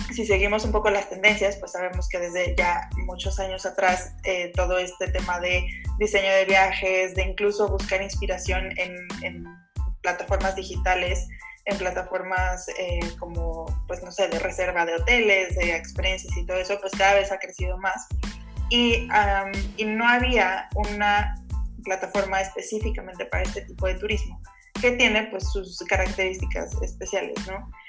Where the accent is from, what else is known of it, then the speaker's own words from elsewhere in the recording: Mexico; soy orgullosamente mexicana